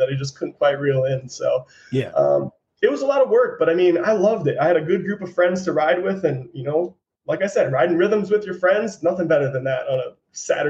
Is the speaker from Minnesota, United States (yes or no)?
yes; St. Cloud, Minnesota, United States; now in Utah, United States; I grew up in St. Cloud, Minnesota